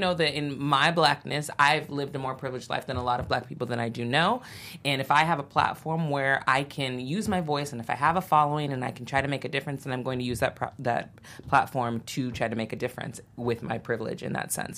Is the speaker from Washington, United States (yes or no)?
no; Santa Barbara, California, United States; I grew up in Santa Barbara.